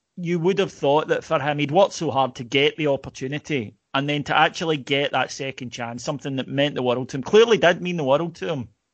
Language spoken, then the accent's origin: English; Kilwinning, Scotland, United Kingdom; I was from Kilwinning, and nobody else was of another faith or denomination